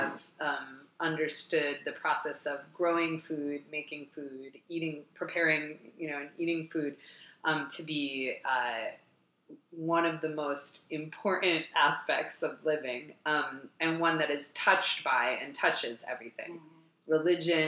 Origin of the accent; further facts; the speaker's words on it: Midwest, United States; also born or lived in Jerusalem; now in Brooklyn, United States; was born in Jerusalem and then also grew up a lot in the Midwest